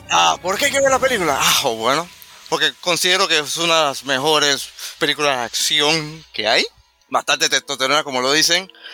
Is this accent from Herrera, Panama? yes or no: no; Santa Librada, Panama; yo soy de Santa Librada